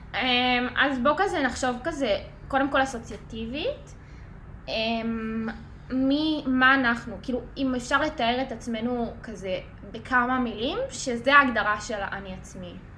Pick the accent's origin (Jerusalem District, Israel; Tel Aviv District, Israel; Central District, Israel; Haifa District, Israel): Central District, Israel; Sharon area; מאזור השרון